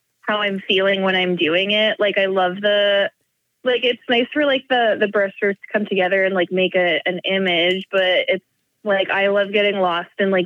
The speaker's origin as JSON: {"language": "English", "town": "Montreal", "region": "Quebec", "country": "Canada", "moved": "as an adult", "lives_now": "Toronto, Canada", "said": "I'm from Toronto in Canada, and originally from Montreal, so I do speak French"}